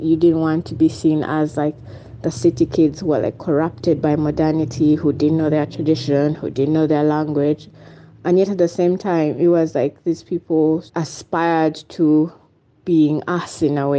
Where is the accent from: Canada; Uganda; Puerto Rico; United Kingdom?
Uganda; Kampala; I grew up in the city in Kampala, and we used to go to the village for Christmas.